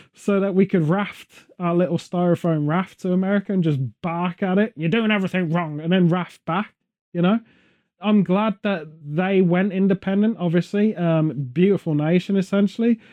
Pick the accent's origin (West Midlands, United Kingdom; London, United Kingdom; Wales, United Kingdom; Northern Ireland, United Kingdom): West Midlands, United Kingdom; Stratford-upon-Avon; Stratford upon Avon, my hometown nearby